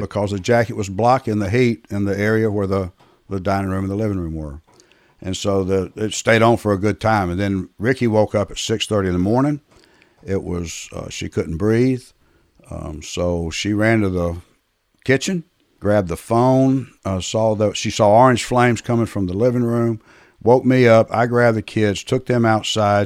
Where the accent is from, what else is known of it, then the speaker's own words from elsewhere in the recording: Atlanta, Georgia, United States; I was born and raised in Atlanta